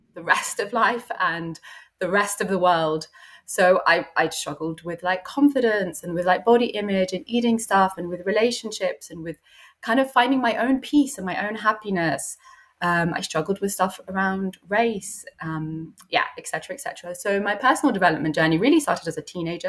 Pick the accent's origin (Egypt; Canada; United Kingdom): United Kingdom; London; So I'm from London. I was kind of born and bred here.